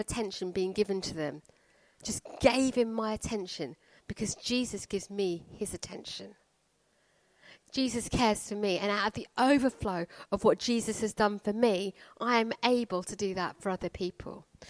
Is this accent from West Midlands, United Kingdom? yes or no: no; Croydon, London, United Kingdom; I come from Croydon